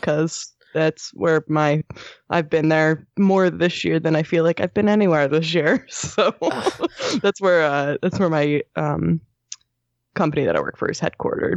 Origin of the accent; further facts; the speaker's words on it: Southern New Jersey, United States; when I was growing up in Southern New Jersey